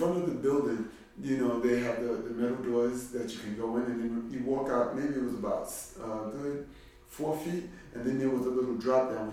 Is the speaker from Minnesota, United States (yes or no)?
no; New York City, New York, United States; I'm from Brooklyn, East New York, in this neighborhood, only a few blocks away. I've lived here for a very long time